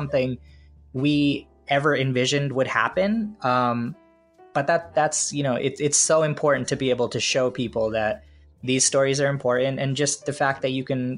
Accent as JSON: {"language": "English", "country": "India", "said": "a lot of what I do is colored by the fact that I'm Indian, right?"}